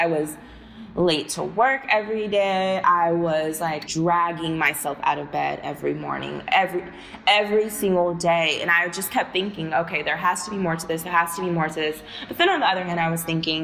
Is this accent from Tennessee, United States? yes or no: no; Houston, Texas, United States; moved away as an adult; I'm from Texas. I'm from not from a small town. I'm from Houston. But even still, the area that I grew up